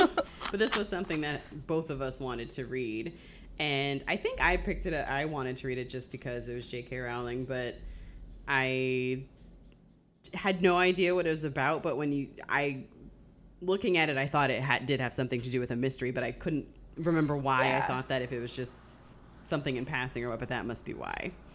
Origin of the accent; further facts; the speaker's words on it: Springfield, Massachusetts, United States; moved away; I grew up mostly in Springfield, Massachusetts, which was it's a, it's a decent sized city.